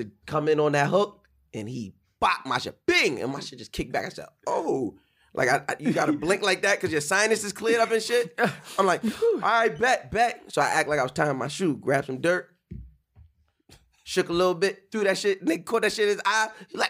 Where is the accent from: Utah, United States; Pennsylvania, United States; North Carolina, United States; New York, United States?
New York, United States; Long Island; I'm from Long Island